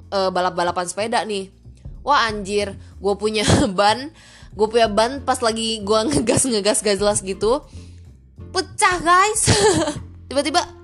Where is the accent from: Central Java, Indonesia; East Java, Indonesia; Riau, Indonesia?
Riau, Indonesia; Pekanbaru; karena dulu di sekolah gue yang di Pekanbaru tuh ngajarnya Melayu kan dan bahkan cece gue tuh diajarin tulisan Arab